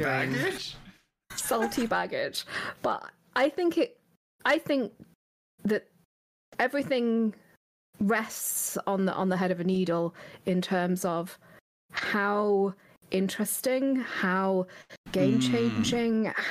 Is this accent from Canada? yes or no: no; England, United Kingdom; I'm very English